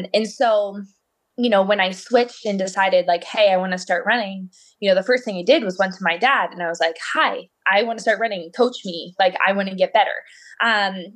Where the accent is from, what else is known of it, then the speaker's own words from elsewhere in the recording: Pennsylvania, United States; also born or lived in Boulder, Colorado; I was actually conceived in Boulder, Colorado, but then I was born in Pennsylvania